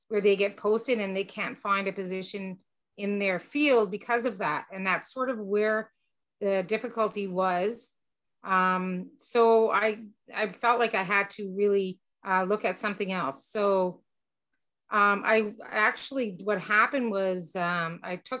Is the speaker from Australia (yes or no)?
no; Petawawa, Ontario, Canada; moved away as an adult; also born or lived in Greenwood, Nova Scotia / Ottawa; I'm originally from Petawawa